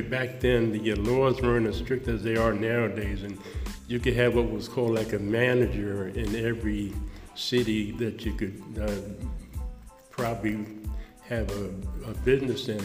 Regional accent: White Plains, New York, United States; also born or lived in Tarrytown; I was born in St. Agnes Hospital in White Plains

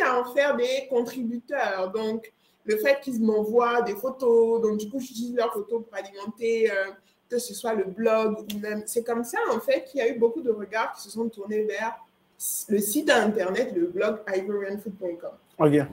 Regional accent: Côte d’Ivoire; moved away; also born or lived in Montreal, Canada; je viens de Côte d'Ivoire

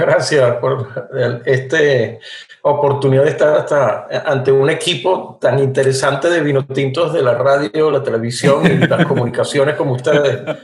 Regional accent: Venezuela; como venezolano

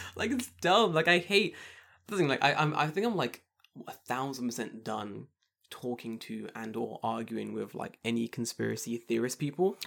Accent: United Kingdom; I'm so glad I'm British

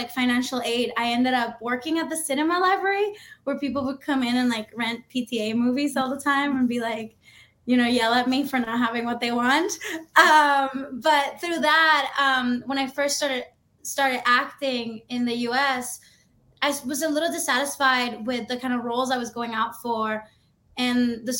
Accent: Dominican Republic; moved away as an adult; now in United States; So I'm Dominican. I grew up in the Dominican Republic. And I moved to the US when I was 18.

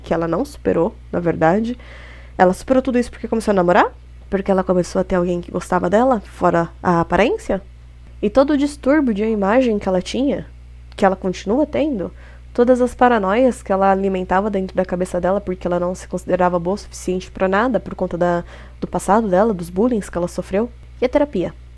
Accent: Brazil; a gente, sendo brazuca

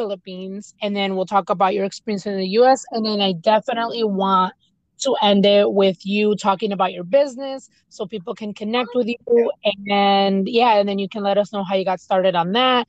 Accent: United States; first language Spanish; English is a second language; although I was born in the United States, my parents spoke to me in Spanish first

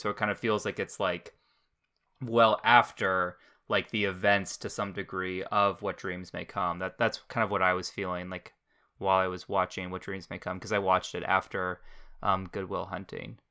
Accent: New Hampshire, United States; I grew up in New Hampshire

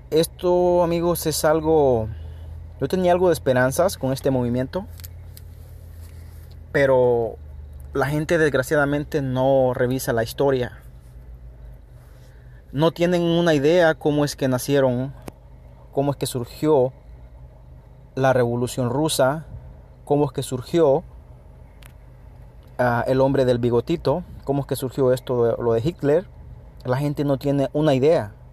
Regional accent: El Salvador; now in United States; Yo vivo en Estados Unidos, soy de Centroamérica, El Salvador

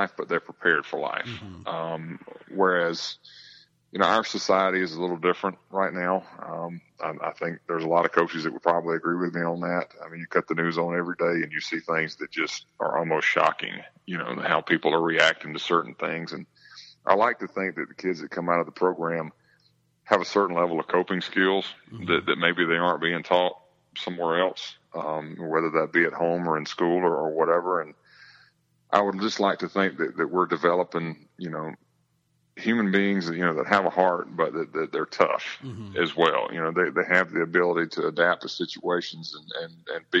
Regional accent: Georgia, United States; growing up in America's Georgia

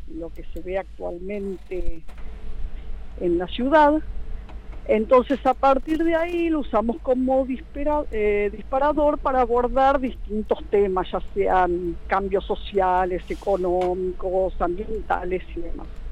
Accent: General Rodríguez, Buenos Aires Province, Argentina; yo eh, nací acá en Rodríguez, mis padres, mis abuelos, somos toda una familia de acá

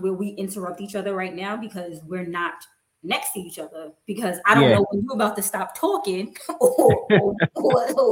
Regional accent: New York City, New York, United States; moved away as an adult; also born or lived in Brooklyn, New York; now in Atlanta, United States; I was born in Brooklyn, raised in Queens. I'm a New Yorker.

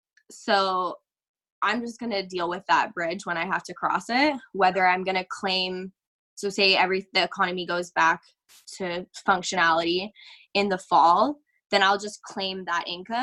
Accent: Canada; I'm very lucky to live where I live, even as a Canadian, because even our laws are different province to province

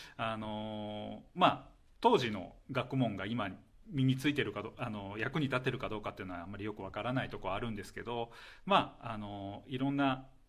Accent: Kyoto, Japan; born or raised there

